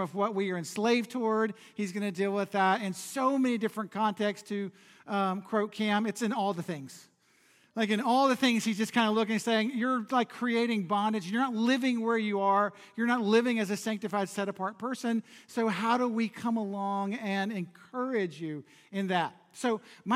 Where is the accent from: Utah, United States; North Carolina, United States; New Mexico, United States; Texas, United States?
North Carolina, United States; Charlotte; It's the side of Charlotte that people avoid. And I grew up in the middle of it